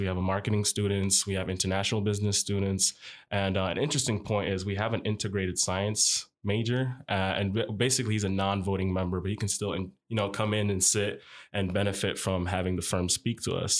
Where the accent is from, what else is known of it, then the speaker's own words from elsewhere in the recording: Lincoln, Nebraska, United States; also born or lived in Tripoli, Libya / Egypt; I attended fourth and fifth grade, finished out middle school in Lincoln, Nebraska, and even attended Northeast High School